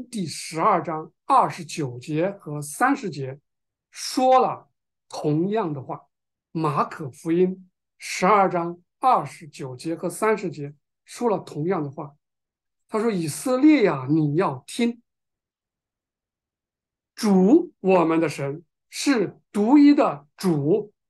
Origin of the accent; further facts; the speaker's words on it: China; 我们中国人知道，当我们有有人去世的时候，披麻戴孝，对吧？